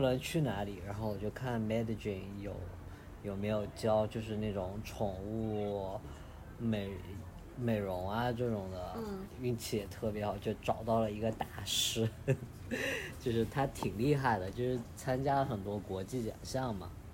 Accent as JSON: {"language": "Chinese", "town": "Chengdu", "region": "Sichuan", "country": "China", "moved": "yes", "lives_now": "Colombia", "said": "我是一个成都人"}